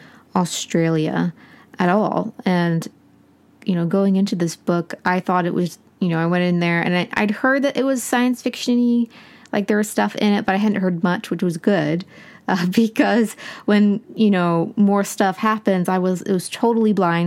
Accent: United States; I'm American

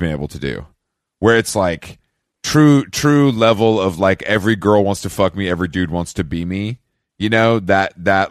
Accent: Atlanta, Georgia, United States; I'm from the ATL, baby.

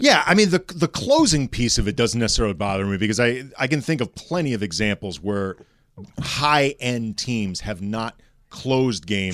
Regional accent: St. Louis, Missouri, United States; moved away as an adult; now in Los Angeles, United States; St. Louis.

